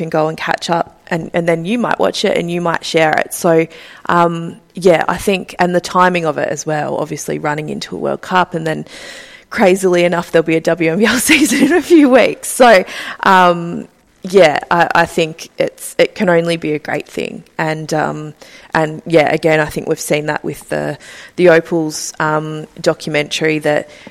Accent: Ballarat, Victoria, Australia; I grew up in Ballarat in regional Victoria.

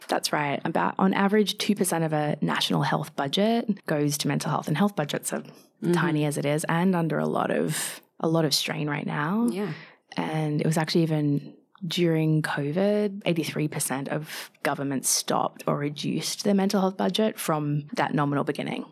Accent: Australia; moved away as an adult; also born or lived in London; I'm Australian, living away from home.

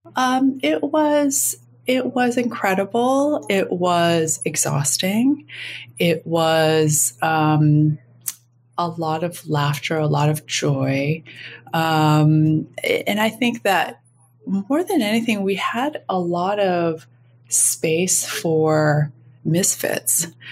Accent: Minneapolis, Minnesota, United States; moved away as an adult; also born or lived in Jakarta, Indonesia / London; going to Jakarta from Minneapolis, Minnesota, in a completely cotton wool wrap, wrapped suburban existence

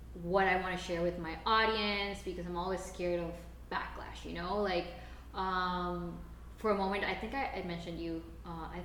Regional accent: Costa Rica; English is a second language; we grew up in Costa Rica? Growing up in Latin America

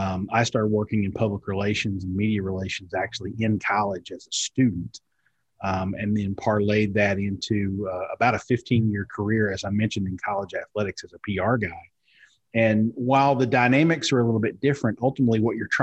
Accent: Eastern Kentucky, United States; I'm almost 50, and I grew up in Eastern Kentucky.

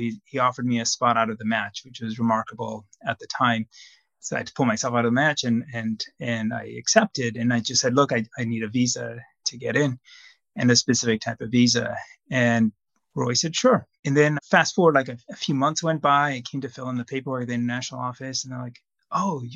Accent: Zambia; moved away as an adult; now in United States; I grew up in Zambia, a small country in Southern Africa, and I did medical school there

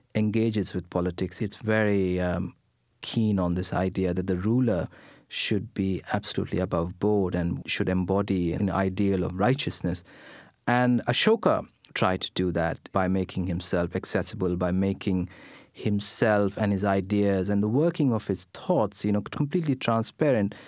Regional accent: India; English is a second language; I sit here speaking in English, which is not my first language. I'm sitting here, you know, wearing Western clothes, an Indian born in India

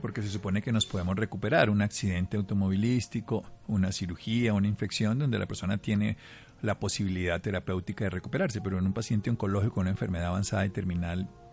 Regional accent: Armero, Tolima, Colombia; mi pueblo, Armero Tolima

